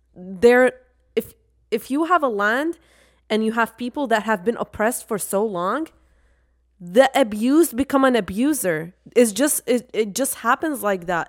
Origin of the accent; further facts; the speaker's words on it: Iraq; now in United States; two people who are from Iraq and we went through war